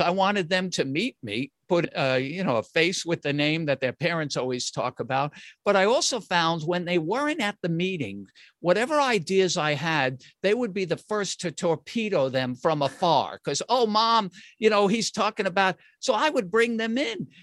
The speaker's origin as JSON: {"language": "English", "region": "New York", "country": "United States", "said": "I'm from New York"}